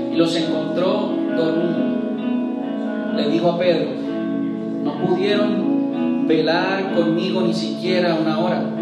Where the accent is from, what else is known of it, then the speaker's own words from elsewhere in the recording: Puerto Rico; regresamos porque nos dio la gana, como puertorriqueño.